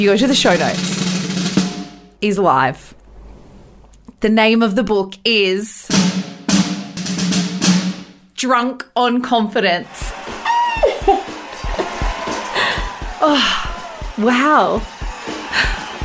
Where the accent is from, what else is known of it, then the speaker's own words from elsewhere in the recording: Bathurst, New South Wales, Australia; growing up in Bathurst